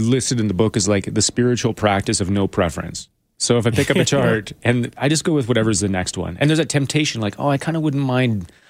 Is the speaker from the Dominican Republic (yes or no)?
no; Edmonton, Alberta, Canada; You know, I grew up in around Edmonton, you know, in northern Alberta. My family lived in the country.